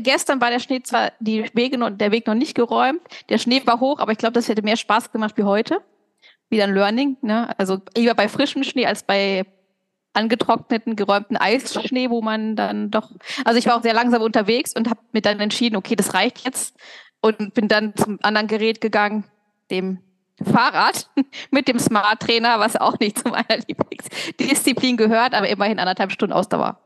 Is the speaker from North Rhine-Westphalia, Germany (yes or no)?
yes; North Rhine-Westphalia, Germany; now in Thiersee, Austria; ich komme nicht aus Köln, ich komme aus Ostwestfalen